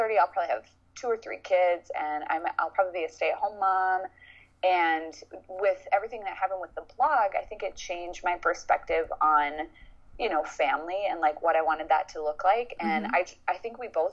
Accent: Cambridge, Minnesota, United States; now in St. Paul, United States; I grew up in a small town called Cambridge

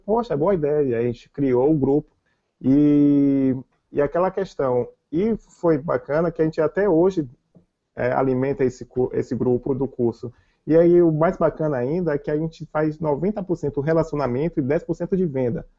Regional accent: Salvador, Bahia, Brazil; eu sou de Salvador

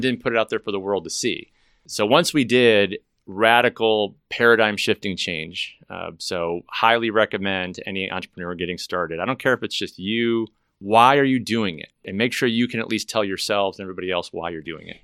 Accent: Chicago, Illinois, United States; now in Dallas, United States; I'm not from Dallas. I'm originally from Chicago, as you know, but I moved to Dallas

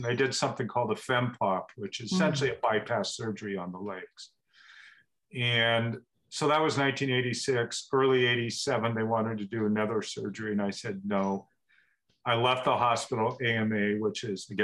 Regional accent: Portland, Oregon, United States; now in Bend, United States; I grew up in Portland

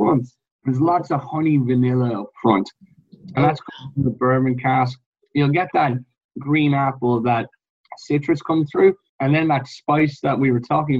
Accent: Ireland

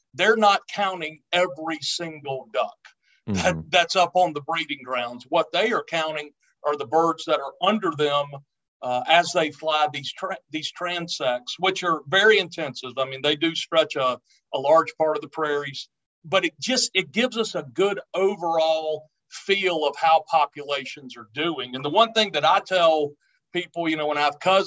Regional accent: Tallahassee, Florida, United States; moved away; I grew up in North Florida in Tallahassee

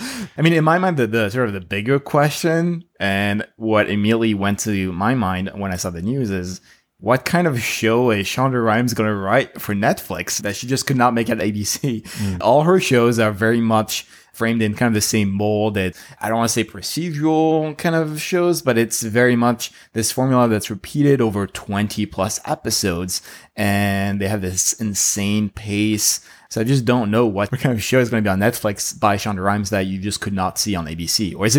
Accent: Paris, Île-de-France, France; moved away as an adult; now in Los Angeles, United States; so I'm from Paris, France, not Texas, as I always say. And actually, I moved straight from France to LA directly right after college. So I studied in film school in Paris.

